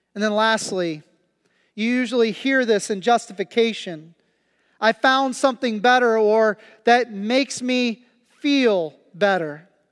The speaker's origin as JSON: {"language": "English", "region": "Kansas", "country": "United States", "tie": "born or raised there", "moved": "yes", "lives_now": "Pennsylvania, United States", "said": "I've been in Kansas for three weeks, and, uh, and, and it's a very slow pace, uh, especially in my hometown"}